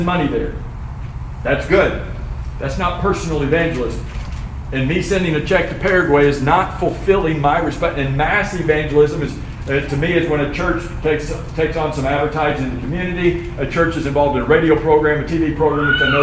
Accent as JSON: {"language": "English", "region": "Florida", "country": "United States", "said": "I'm from Florida"}